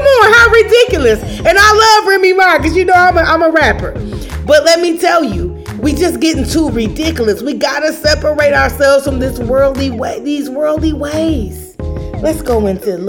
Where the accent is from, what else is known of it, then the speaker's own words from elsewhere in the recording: Chicago, Illinois, United States; now in Atlanta, United States; I'm from Chicago. I live in Atlanta. You know, I'm a cool chick from the South Side.